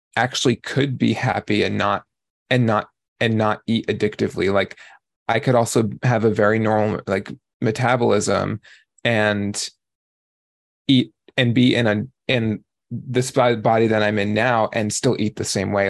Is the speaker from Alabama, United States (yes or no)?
no; New York, United States; I grew up in New York.